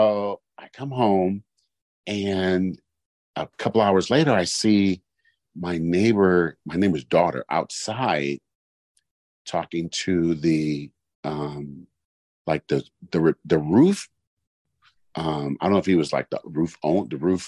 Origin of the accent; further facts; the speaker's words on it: Oakland, California, United States; I'm from East Oakland.